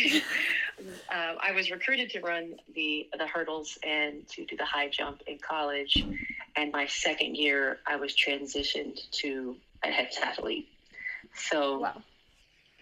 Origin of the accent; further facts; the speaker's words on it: Louisiana, United States; I grew up in Louisiana